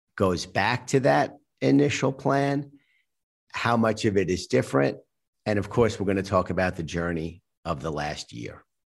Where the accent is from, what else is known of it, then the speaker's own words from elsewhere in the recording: United States; I'm an American